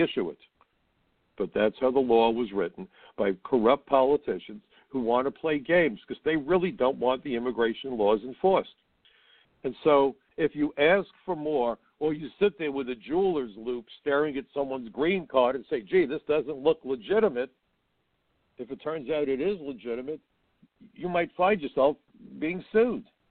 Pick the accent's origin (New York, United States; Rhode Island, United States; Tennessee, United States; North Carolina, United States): New York, United States; New York City; I was born in New York. I'm an American citizen.